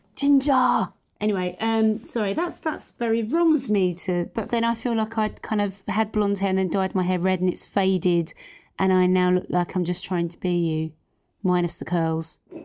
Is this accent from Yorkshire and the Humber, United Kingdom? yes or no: no; London, United Kingdom; we are from East London